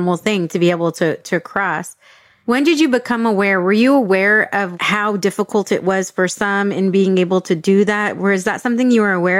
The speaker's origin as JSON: {"language": "English", "town": "San Diego", "region": "California", "country": "United States", "tie": "born or raised there", "first_language": "English", "said": "Me growing up in San Diego"}